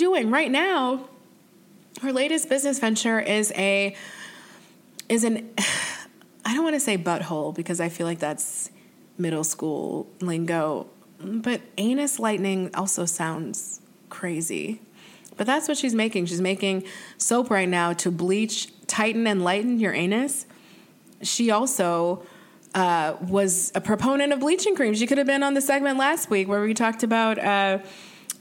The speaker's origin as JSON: {"language": "English", "region": "the North", "country": "United States", "said": "I'm from the North"}